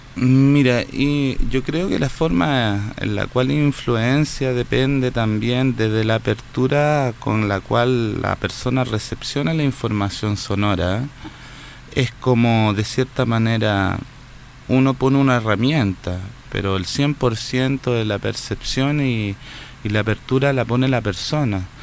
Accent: Santiago, Santiago Metropolitan Region, Chile; now in Viña del Mar, Chile; nací acá en Santiago, nací en Santiago Centro, muy urbano

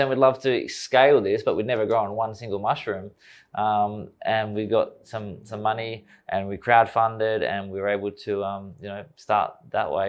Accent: Australia; young kid growing up in Australia, wanna play cricket for Australia

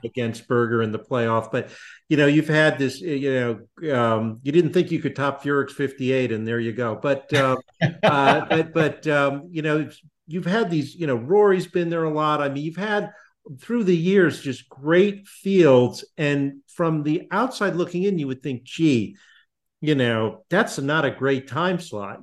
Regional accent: West Hartford, Connecticut, United States; I grew up in West Hartford, Connecticut

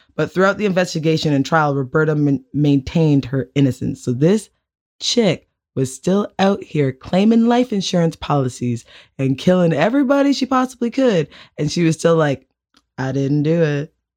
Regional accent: Canada; we're from Canada

